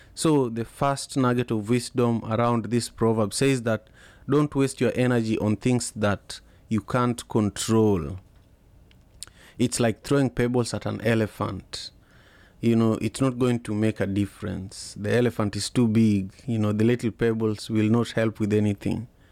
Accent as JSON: {"language": "English", "town": "Kisumu", "region": "Kisumu County", "country": "Kenya", "tie": "born or raised there", "moved": "yes", "lives_now": "Seattle, United States", "said": "I grew up in Kisumu, uh, the third largest city in Kenya"}